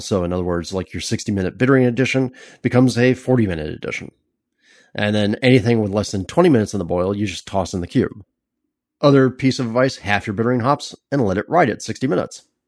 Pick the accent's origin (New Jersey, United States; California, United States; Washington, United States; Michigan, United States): California, United States; as a Californian